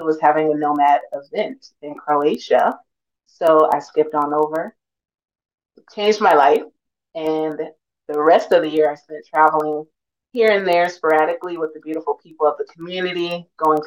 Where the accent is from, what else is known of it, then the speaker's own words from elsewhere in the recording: Los Angeles, California, United States; moved away as an adult; now in Tirana, Albania; I am from Los Angeles